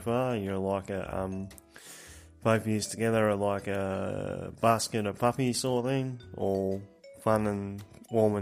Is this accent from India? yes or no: no; Australia; I am Australian